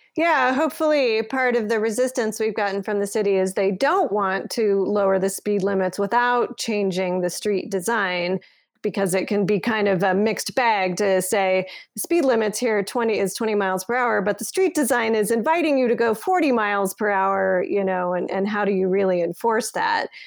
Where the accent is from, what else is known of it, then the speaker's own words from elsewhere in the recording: Colorado Springs, Colorado, United States; moved away as an adult; also born or lived in Toronto; now in Denver, United States; I grew up in Colorado Springs